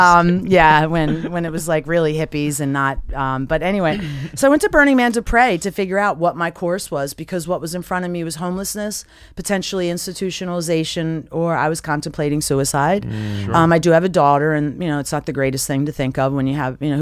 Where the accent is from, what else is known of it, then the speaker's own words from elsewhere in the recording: Philadelphia, Pennsylvania, United States; I'm from Philadelphia. I'm 100% Italian, and I'm Taurus the bull